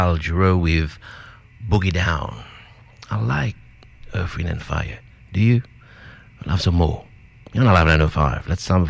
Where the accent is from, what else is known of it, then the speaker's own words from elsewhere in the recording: Mauritius; now in Sydney, Australia; We should all be proud to be Australian. Originally, I'm from Mauritius, but Sydney is definitely home now, and I'm proud to call Australia home.